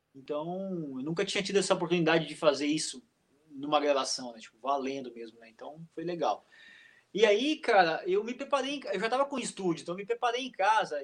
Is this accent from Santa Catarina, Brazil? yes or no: yes; Fraiburgo, Santa Catarina, Brazil; also born or lived in Blumenau; eu nasci em Blumenau, é, só que eu fui morar em Freiburgo, lá no meio oeste catarinense, bem novo, assim.